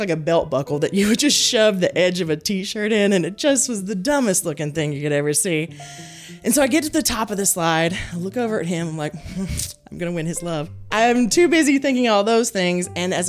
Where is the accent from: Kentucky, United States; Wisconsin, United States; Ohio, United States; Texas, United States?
Kentucky, United States; Hickman; Hickman, Kentucky. Hickman, Kentucky.